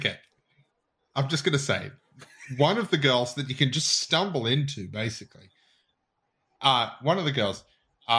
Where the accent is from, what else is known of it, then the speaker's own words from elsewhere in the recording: Australia; we're Australian